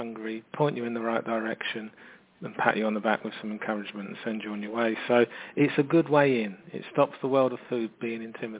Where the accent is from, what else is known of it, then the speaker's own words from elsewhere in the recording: London, United Kingdom; You know, I'm from London